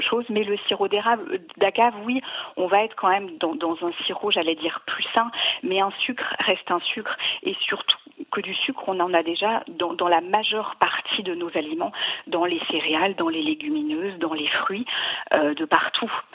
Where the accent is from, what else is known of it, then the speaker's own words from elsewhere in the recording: Savoy, Auvergne-Rhône-Alpes, France; je suis une savoyarde